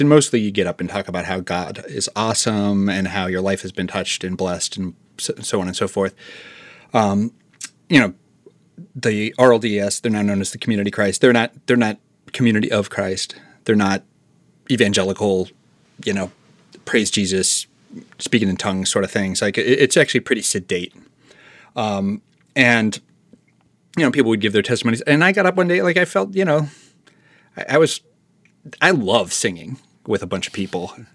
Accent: Marshalltown, Iowa, United States; moved away; my entire childhood, my dad was the chief of police in my hometown.

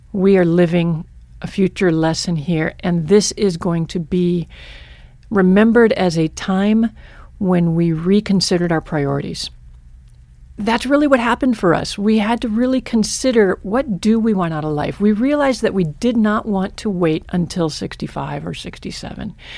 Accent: Michigan, United States; now in Stevensville, United States; my childhood was in Michigan

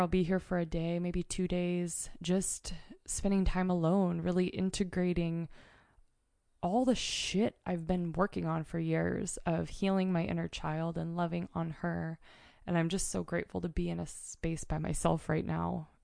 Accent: Mount Hood, Oregon, United States; moved away; this is my home state. I grew up on Mount Hood.

